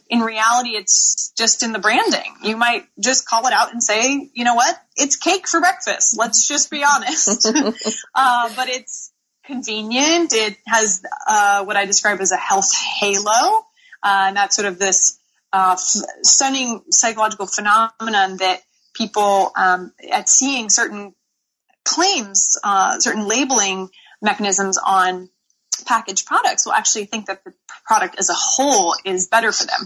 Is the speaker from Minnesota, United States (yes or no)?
no; Seattle, Washington, United States; moved away as an adult; also born or lived in Tuscany, Italy; now in San Francisco, United States; I live in San Francisco. I'm actually originally from Seattle, Washington. I'm a proud Pacific Northwesterner